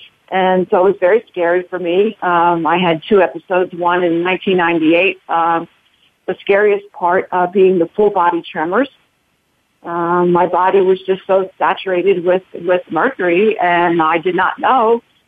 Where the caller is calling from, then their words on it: Bethlehem, Pennsylvania, United States; From Bethlehem, Pennsylvania.